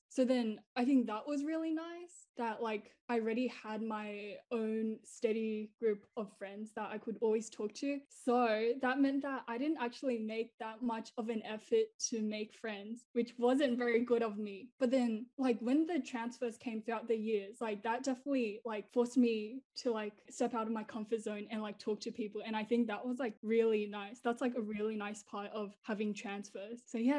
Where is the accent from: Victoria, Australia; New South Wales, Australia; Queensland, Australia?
New South Wales, Australia; North Rocks; My experience was like quite different from yours because I came from North Rocks.